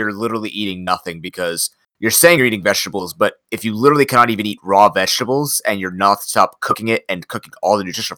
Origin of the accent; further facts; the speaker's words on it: Canada; I come from Canada